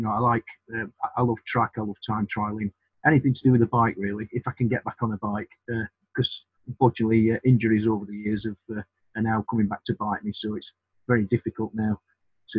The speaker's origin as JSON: {"language": "English", "town": "Sheffield", "region": "Yorkshire and the Humber", "country": "United Kingdom", "tie": "born or raised there", "moved": "as an adult", "said": "I'm born and bred in Sheffield"}